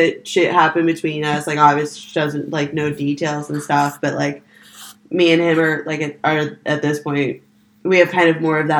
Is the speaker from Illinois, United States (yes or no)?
no; Florida, United States; I grew up in Florida.